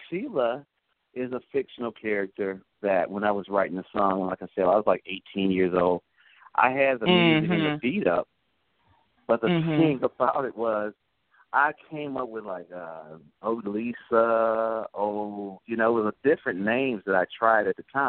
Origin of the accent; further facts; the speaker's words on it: Clarksdale, Mississippi, United States; But I grew up, like I said, listening to a lot of blues because, well, we're from Clarksdale, Mississippi, where a lot of people know that's where the …'s and a lot of the blues were started, actually.